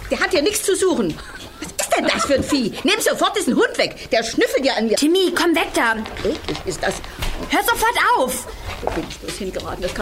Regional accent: Cologne, North Rhine-Westphalia, Germany; accent: Rhenish; Das ist bei mir mit dem äh, Rheinisch auch so, weil ich komme ja aus Köln

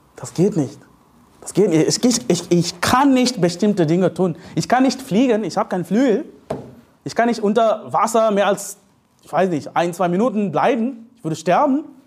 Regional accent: India; German is a second language; moved away as an adult; also born or lived in Leipzig, Germany; now in Germany; ich komme aus Indien

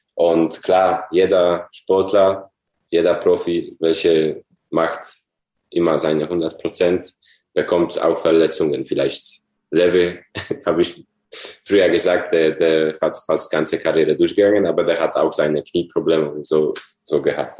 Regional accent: Poland; German is a second language; moved away as an adult; also born or lived in Dortmund, Germany; nach meiner Heimat in Polen zurückkehren.

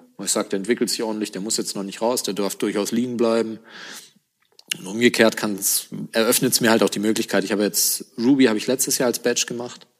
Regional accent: Germany; als Deutscher in Panama die Distille hochzuziehen

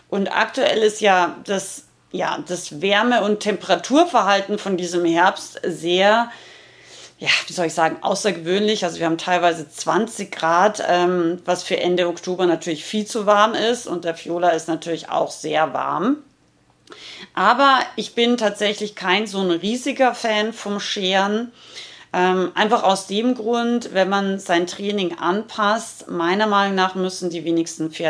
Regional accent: Rauris, Salzburg, Austria; weil ich richtig harten Dialekt äh, rede. Ich komme aus dem Pinsker, aus Rauris und ähm, also aus dem Gebirge in Salzburg.

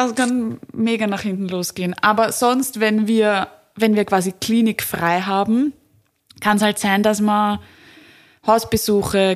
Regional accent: Vienna, Austria; bei uns in Wien und Umgebung

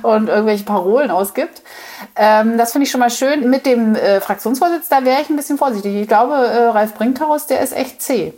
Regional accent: the East, East Germany, Germany; ich komme ja aus dem Osten

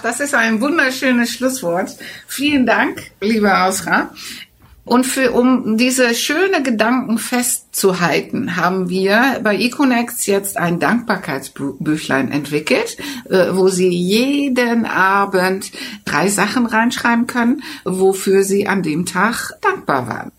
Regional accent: Netherlands; German is a second language; now in Germany; fühlte ich mich auch sehr abgewiesen ja, als Holländer

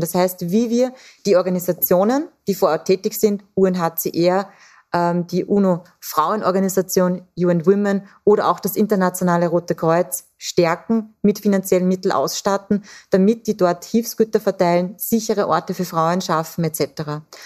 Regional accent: Austria; Bei uns in Österreich

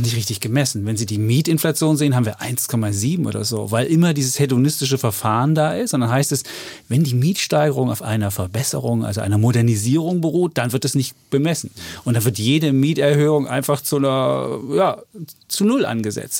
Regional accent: Germany; wir als Deutsche

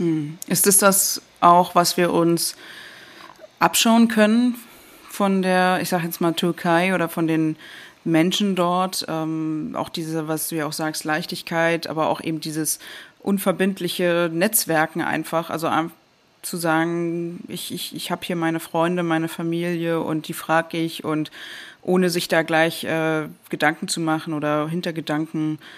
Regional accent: Germany; als Deutsche

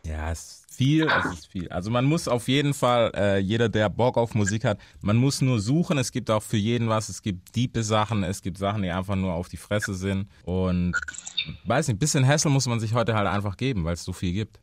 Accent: United States; now in Germany; bei uns in Amerika

